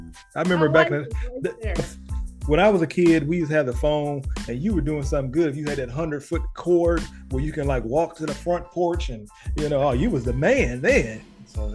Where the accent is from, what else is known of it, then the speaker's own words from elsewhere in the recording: Chicago, Illinois, United States; I was born in Chicago.